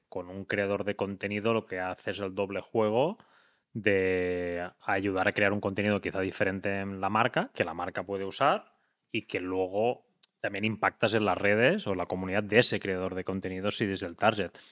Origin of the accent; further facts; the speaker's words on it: Tarragona, Catalonia, Spain; now in Girona, Spain; Tarragona, que es de donde soy yo